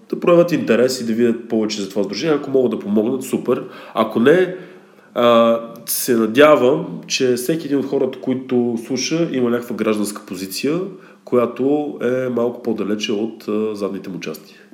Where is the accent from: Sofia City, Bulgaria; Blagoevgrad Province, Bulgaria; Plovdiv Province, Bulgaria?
Plovdiv Province, Bulgaria; Plovdiv; имах няколко изложби в София и в Пловдив, също съм и от Пловдив, не в Пловдив